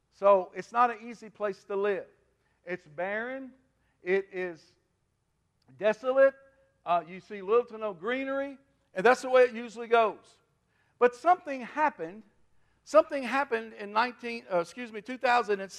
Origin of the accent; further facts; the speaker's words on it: Kentucky River, United States; I was raised on the Kentucky River. We farmed on the Kentucky River all my life, all my dad's life